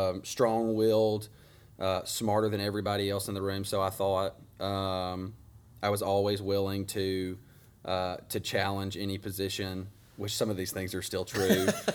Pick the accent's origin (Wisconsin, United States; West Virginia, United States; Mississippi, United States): Mississippi, United States; Grenada; I think I was born in Grenada. I assume I was.